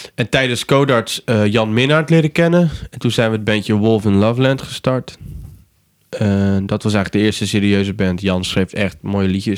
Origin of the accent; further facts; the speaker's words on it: Brielle, South Holland, Netherlands; ik kom van Brielen, dus van de eilanden